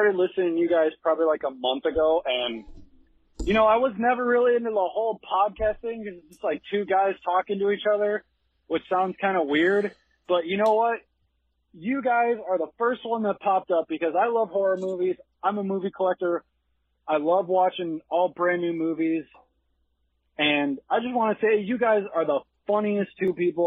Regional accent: Chicago, Illinois, United States; I'm from Chicago

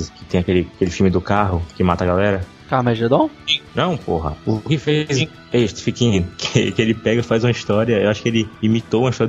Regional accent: Bahia, Brazil; e eu sou baiano.

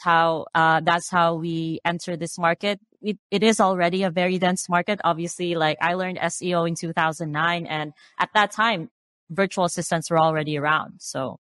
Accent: Philippines; I grew up in the Philippines. I'm Filipina.

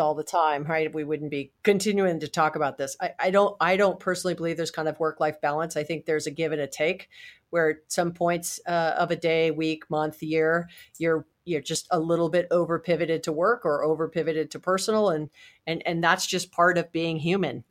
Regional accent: Hawaii, United States; I was born and raised in Hawaii

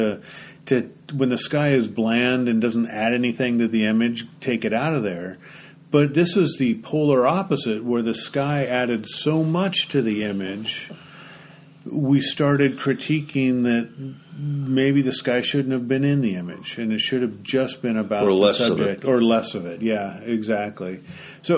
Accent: Oregon, United States; I'm from Oregon.

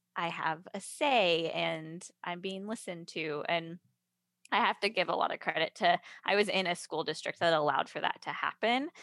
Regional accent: Carmel, California, United States; moved away as an adult; also born or lived in Seattle, Washington; now in Nashville, United States; I come from the Carmel Monterey area, which is about two hours south of San Francisco

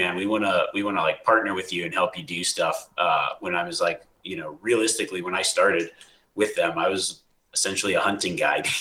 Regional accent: Nevada, United States; I grew up in Nevada, live in Nevada

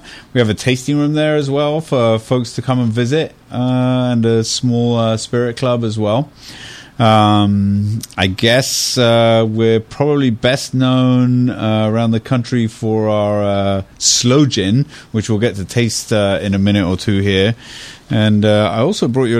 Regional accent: United Kingdom; now in United States; I was brought up in Britain

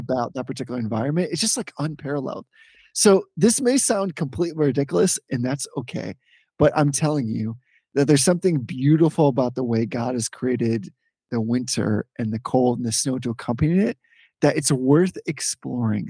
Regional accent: Northeast, United States; growing up in the Northeast

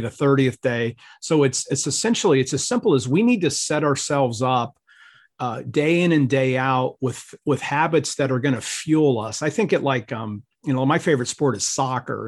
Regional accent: Ohio, United States; I grew up in Ohio

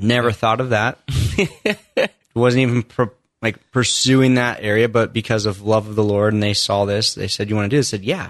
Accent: Indiana, United States; So I grew up in Indiana, only child, mom and dad, not really faith-filled, not baptized as a kid.

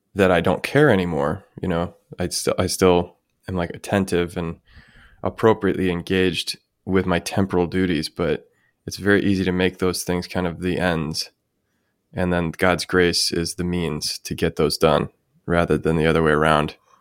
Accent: United States; my hometown, where my parents still live

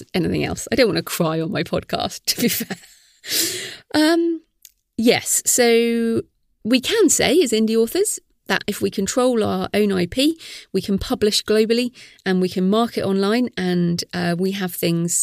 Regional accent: United Kingdom; we're British

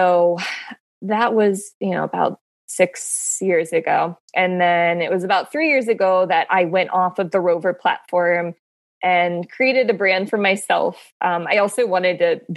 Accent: Pittsburgh, Pennsylvania, United States; moved away as an adult; now in Baltimore, United States; I'm not born and raised in Baltimore. I'm actually from Pittsburgh, but I've lived in Baltimore for the past 6 years

